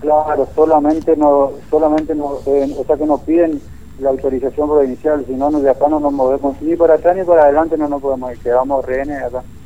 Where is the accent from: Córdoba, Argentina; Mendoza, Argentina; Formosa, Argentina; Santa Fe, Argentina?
Formosa, Argentina; moved away as an adult; also born or lived in Venado Tuerto; yo nací en eh, en Formosa, yo eh, tengo mi domicilio en Tres Lagunas